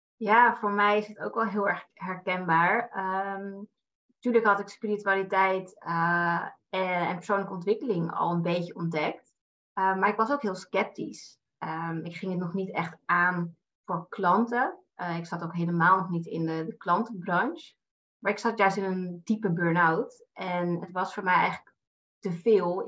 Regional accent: Amsterdam, North Holland, Netherlands; now in Naarden, Netherlands; Ik kom uit Amsterdam en ik woon in Naarden samen met mijn vriend

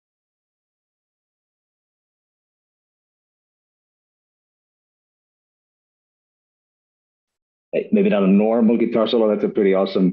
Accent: Iceland; moved away as an adult; also born or lived in Denmark; I'm originally from Iceland, but moved to Denmark to study at DTU, acoustical engineering

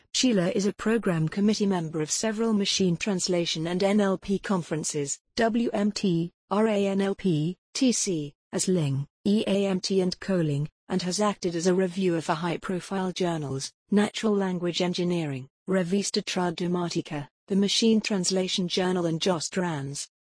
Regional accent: Foz do Iguaçu, Paraná, Brazil; moved away; my hometown Foz do Agaçu in Brazil

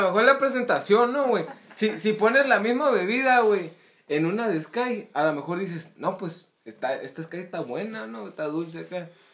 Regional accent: Mexico; Soy mexicano

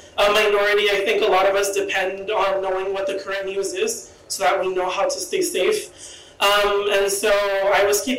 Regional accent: Mexico; moved away; my home country of Mexico.

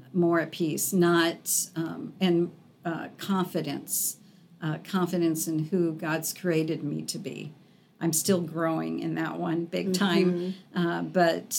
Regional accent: Arizona, United States; moved away; I was born and raised in Arizona

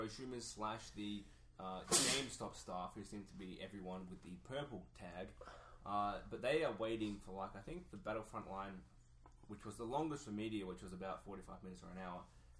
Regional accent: Australia; we're pesky Australians.

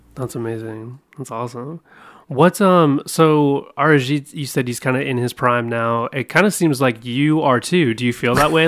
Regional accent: Oregon, United States; moved away; also born or lived in Southern California; I'm from Oregon. I'm from the Northwest.

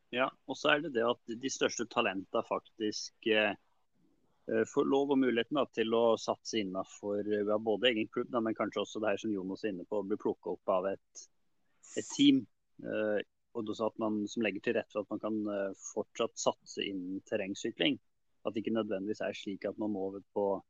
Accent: Trysil, Innlandet, Norway; Vi er jo fra Trysil

